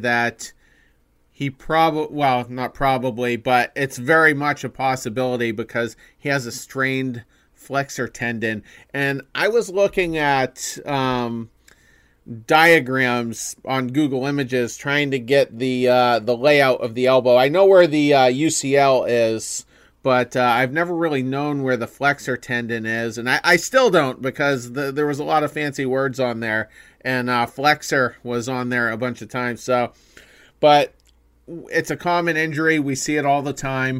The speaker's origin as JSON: {"language": "English", "town": "Windham", "region": "Maine", "country": "United States", "said": "we're from Maine"}